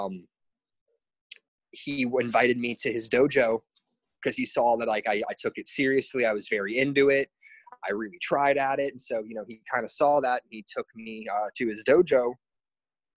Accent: New Port Richey, Florida, United States; moved away as an adult; now in Hawaii, United States; I'm originally from the Tampa area, from a little town called Newport Richey. It's in Pasco County

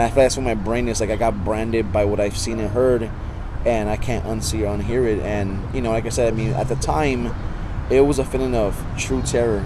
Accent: San Antonio, Texas, United States; I actually grew up well, near John Jay High School. That I was born in the area. Oh, I, I was born in Santa Rosa Hospital

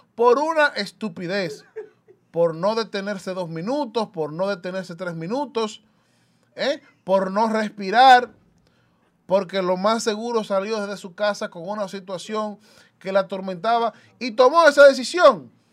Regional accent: Dominican Republic; los dominicanos y dominicanas, en su gran mayoría, no tomamos, y me incluyo

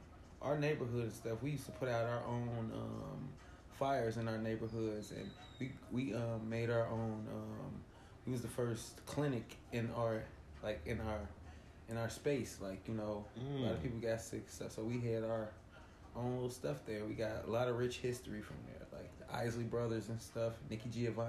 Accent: Cincinnati, Ohio, United States; Cincinnati, Ohio. Lincoln Heights, to be exact.

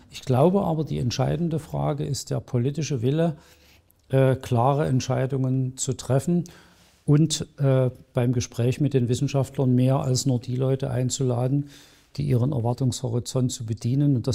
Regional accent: Saxony, Germany; in den letzten Wochen sehr intensiv mit der Geschichte der alten Bundesrepublik beschäftigt, die ich als Sachse nicht so gut kannte.

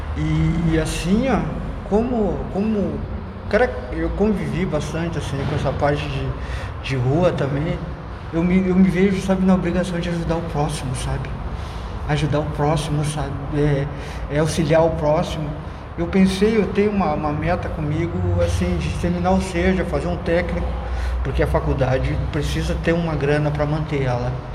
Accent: Porto Alegre, Rio Grande do Sul, Brazil; moved away as an adult; also born or lived in Alvorada; Eu sou de Alvorada, uma cidade pequena, mas sou natural de Porto Alegre

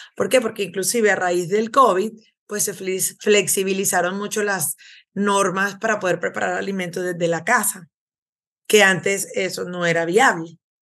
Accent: Venezuela; moved away as an adult; now in United States; soy de Venezuela

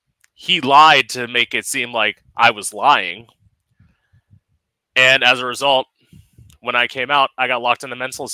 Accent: Florida, United States

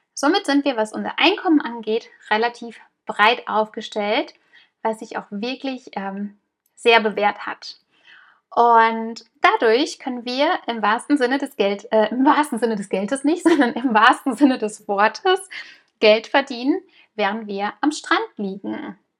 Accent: Germany; moved away as an adult; now in Mallorca, Spain; wir kommen aus Deutschland, wir sind Deutsche

